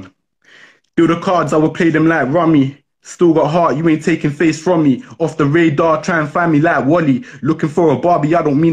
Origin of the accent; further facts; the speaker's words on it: London, United Kingdom; moved away as an adult; now in Buckinghamshire, United Kingdom; I don't live in Brixton Hill no more. I live in Buckinghamshire now, but I'm from Brixton Hill, so hometown